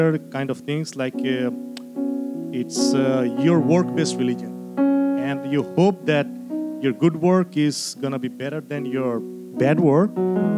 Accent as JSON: {"language": "English", "country": "Bangladesh", "moved": "yes", "lives_now": "United States", "said": "I'm originally from Bangladesh. So I came in the U.S. in 2010."}